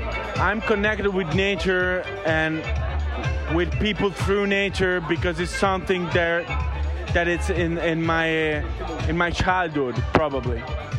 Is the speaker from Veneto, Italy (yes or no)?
yes; Verona, Veneto, Italy